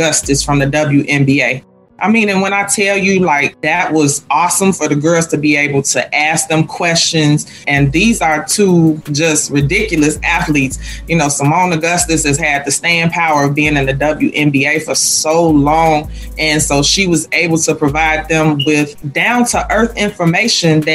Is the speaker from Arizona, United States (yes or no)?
no; Chicago, Illinois, United States; I'm a product of Chicago Public Schools. I'm a girl from the Shy.